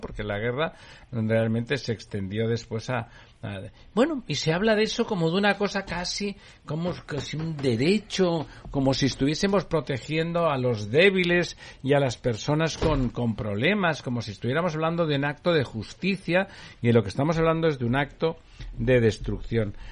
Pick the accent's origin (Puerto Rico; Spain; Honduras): Spain; Barcelona, Catalonia; moved away; yo ya le digo como barcelonés